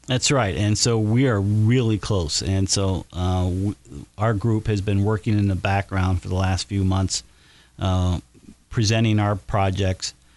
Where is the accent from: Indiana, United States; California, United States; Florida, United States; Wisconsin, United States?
Indiana, United States; Batesville; as a youngster growing up in Batesville